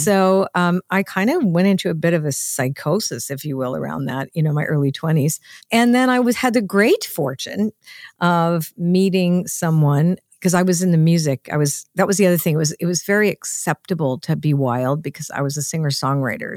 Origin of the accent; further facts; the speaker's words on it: Canada; I wasn't really Canadian, because my parents were immigrants